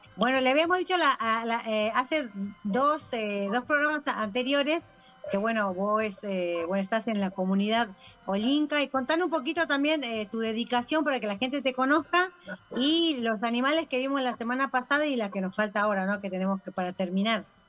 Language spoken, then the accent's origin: Spanish; Caspalá, Jujuy, Argentina; la comunidad de Caspala, de Jujuy, donde, donde, donde yo nací